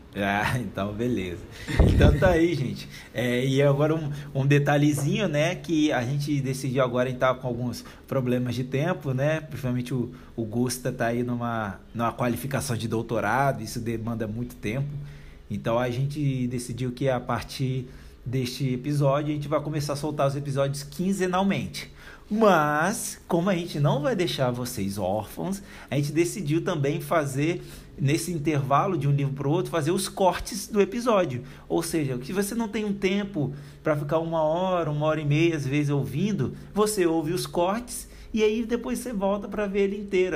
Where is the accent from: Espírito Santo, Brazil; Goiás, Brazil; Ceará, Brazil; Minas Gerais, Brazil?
Espírito Santo, Brazil; now in Curitiba, Brazil; minha terra natal, né? Do Espírito Santo